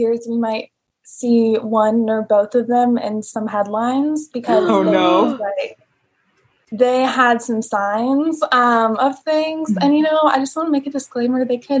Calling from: Austin, Texas, United States; I'm calling from Austin, Texas.

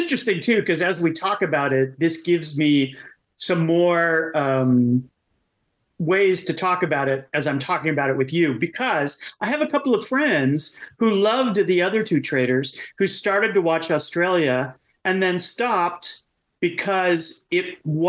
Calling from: Seattle, Washington, United States; I'm greeting from Seattle.

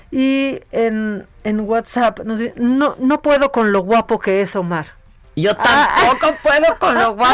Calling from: Texcoco, State of Mexico, Mexico; de Texcoco.

